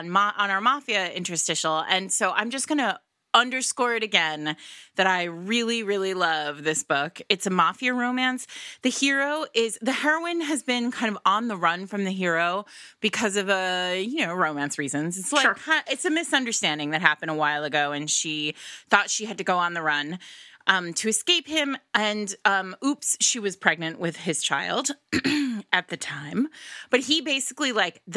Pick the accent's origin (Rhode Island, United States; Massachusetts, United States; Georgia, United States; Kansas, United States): Rhode Island, United States; They always know I'm from Rhode Island because Rhode Island has its own language.